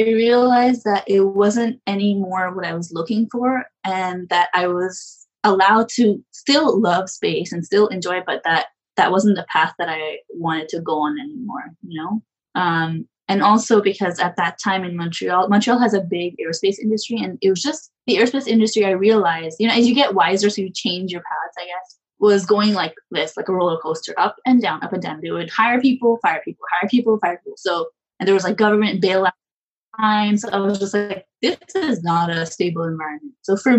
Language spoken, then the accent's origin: English; Pakistan; But I also come from a culture, like I'm Pakistani, and it's a culture that's very like male dominant.